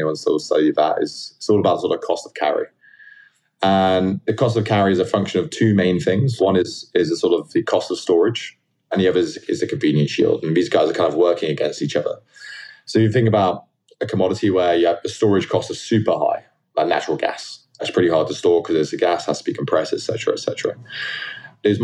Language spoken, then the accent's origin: English; London, United Kingdom; moved away as an adult; now in New York, United States; I grew up in London, in Southwest London.